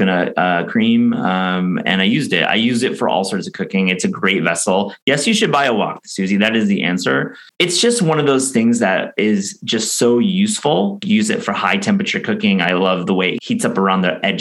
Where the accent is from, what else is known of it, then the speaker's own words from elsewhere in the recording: West Michigan, United States; I grew up in West Michigan